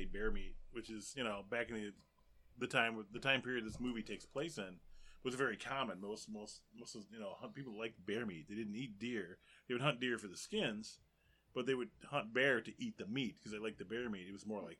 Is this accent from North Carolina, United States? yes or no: yes; North Carolina, United States; moved away; Yeah, I grew up in North Carolina, up in the mountains, man.